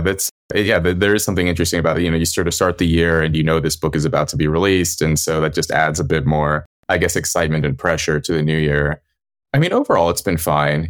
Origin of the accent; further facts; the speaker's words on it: California, United States; the people I grew up around in California